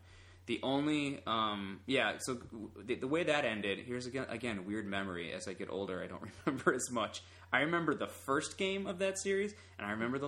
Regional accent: Chicago, Illinois, United States; I'm from Chicago. My whole family's from Chicago.

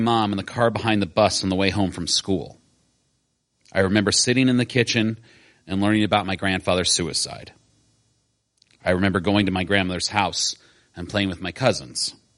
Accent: Decatur, Illinois, United States; I grew up in Decatur, Illinois, a town for which I never had much sentiment.

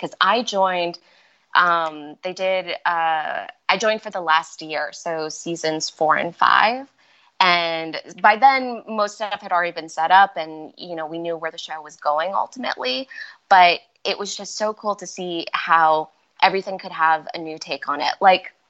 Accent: Malaysia; born there; And we were living in Malaysia. And when I was real young, I was born in Malaysia.

